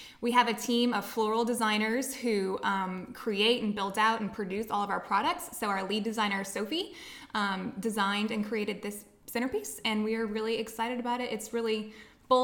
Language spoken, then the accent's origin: English; Luling, Louisiana, United States; moved away as an adult; now in Lafayette, United States; I'm from Luling, Louisiana. Okay. So it's on the West Bank of New Orleans in St. Charles Parish. That's where I was born and raised.